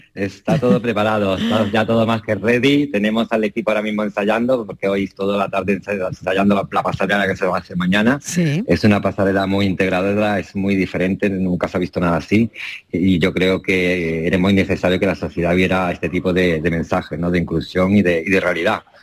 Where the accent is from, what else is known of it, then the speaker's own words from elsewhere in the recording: Málaga, Andalusia, Spain; now in Ibiza, Spain; Soy más, soy más boquerón